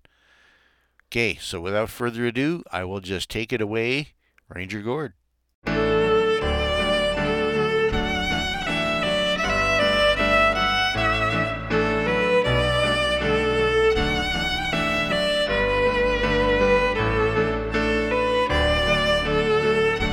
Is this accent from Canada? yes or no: yes; Taber-Vauxhall area of southern Alberta, Canada; I'm a farm and ranch boy, born and bred in the Tabor-Vauxhall area of southern Alberta, but I was raised just 3 miles from the Old Man River